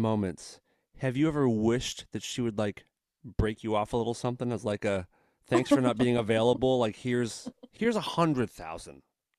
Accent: United States; being an American

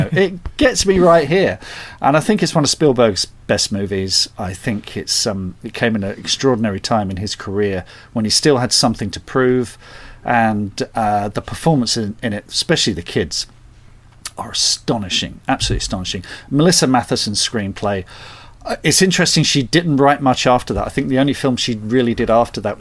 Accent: Surrey, South East England, United Kingdom; also born or lived in North London; And then we moved to... a place called Surrey, suburban

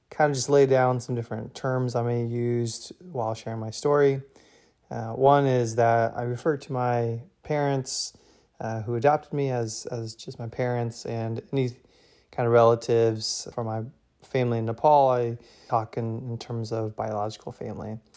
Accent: Marion, Indiana, United States; In terms of just growing up, I grew up in Marion, Indiana, uh, which is like an hour north of Indianapolis. It was a pretty normal childhood, I would say.

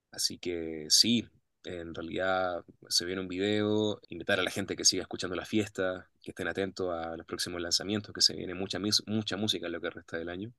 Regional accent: Santiago, Santiago Metropolitan Region, Chile; moved away as an adult; now in Mexico City, Mexico; yo vengo de Santiago de Chile y yo vine a la Ciudad de México nada más por una semana

